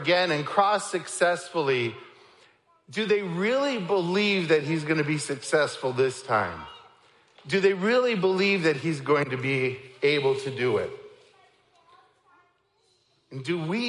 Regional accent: Niagara Falls, Ontario, Canada; moved away; I'm from Canada. I grew up in Niagara Falls

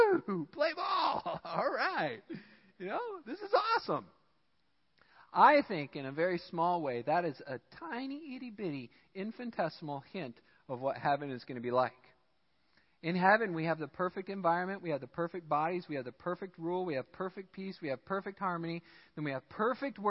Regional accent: United States; I'm American

